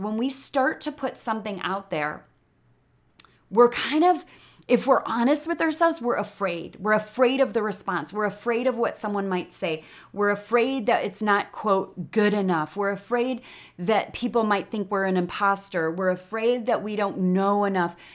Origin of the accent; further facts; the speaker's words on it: Chicago, Illinois, United States; accent: Chicago; moved away as an adult; now in Austin, United States; I was raised in Chicago